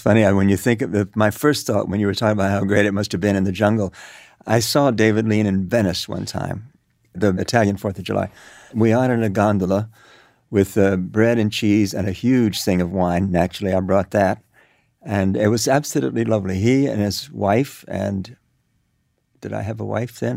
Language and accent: English; Cuba; moved away; also born or lived in New York; I grew up in Cuba.